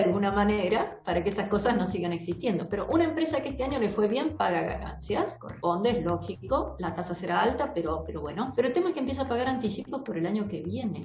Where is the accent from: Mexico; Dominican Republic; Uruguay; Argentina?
Argentina